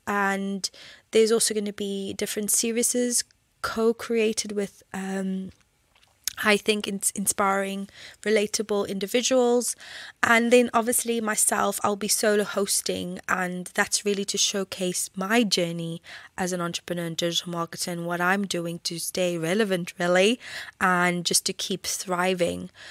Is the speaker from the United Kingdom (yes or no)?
no; South Africa; when I grew up in South Africa